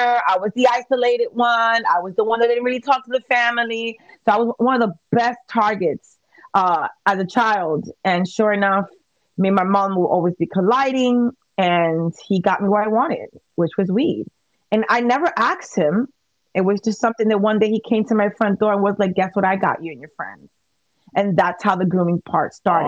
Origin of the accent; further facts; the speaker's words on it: New York City, New York, United States; this is in the Bronx, absolutely. I'm from Little Italy.